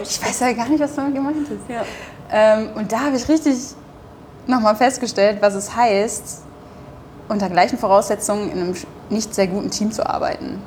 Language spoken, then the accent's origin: German; Duisburg, North Rhine-Westphalia, Germany; accent: Ruhrpott; moved away as an adult; also born or lived in Bremen; now in Hamburg, Germany; in meiner Heimatstadt Duisburg